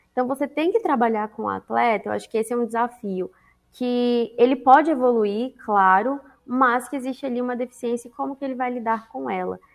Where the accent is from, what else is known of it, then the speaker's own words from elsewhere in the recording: Brasília, Federal District, Brazil; Eu sou de Brasília.